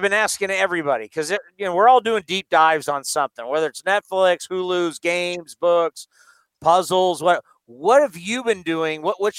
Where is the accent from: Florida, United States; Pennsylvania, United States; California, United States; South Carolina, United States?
California, United States; San Diego; I grew up in San Diego. I grew up in a National League town.